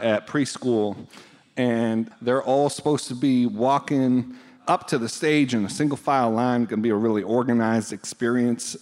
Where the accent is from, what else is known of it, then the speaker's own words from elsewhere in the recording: Buffalo, New York, United States; moved away; grew up in Buffalo